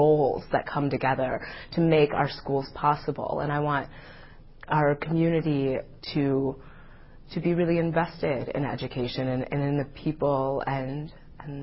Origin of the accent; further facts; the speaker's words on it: Madison, Wisconsin, United States; I grew up in Madison, Wisconsin, and I went to public school here from kindergarten to graduation